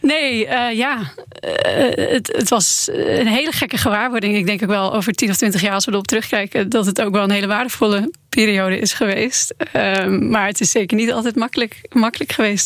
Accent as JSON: {"language": "Dutch", "country": "Netherlands", "said": "ik kom uit Nederland"}